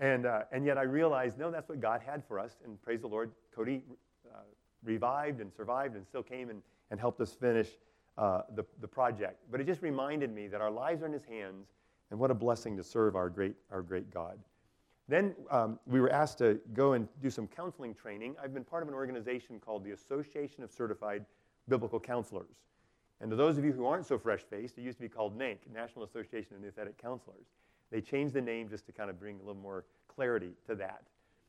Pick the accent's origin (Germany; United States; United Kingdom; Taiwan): Taiwan; So growing up in Taiwan, I wasn't really great at world geography.